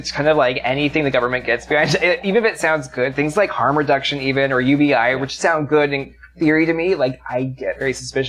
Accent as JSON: {"language": "English", "area": "Bay Area", "region": "California", "country": "United States", "moved": "yes", "said": "I'm from California in the Bay Area"}